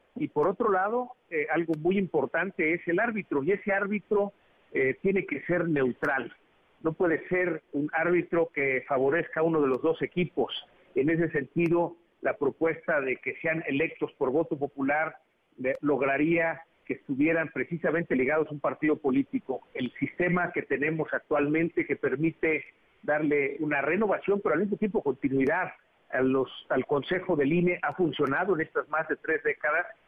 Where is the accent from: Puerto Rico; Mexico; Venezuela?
Mexico